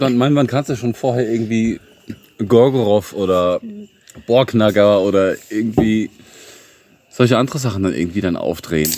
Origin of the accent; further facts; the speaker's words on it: Germany; moved away as an adult; now in Bulgaria; ich bin Deutscher